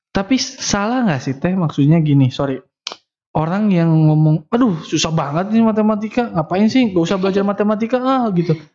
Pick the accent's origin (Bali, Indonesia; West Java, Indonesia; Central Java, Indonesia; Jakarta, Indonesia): West Java, Indonesia; Tasikmalaya; saya kan orang Tasik